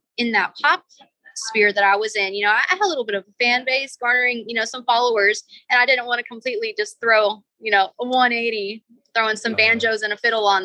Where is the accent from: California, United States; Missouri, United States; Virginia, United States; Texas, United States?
Texas, United States; I'm a country girl. I'm from Texas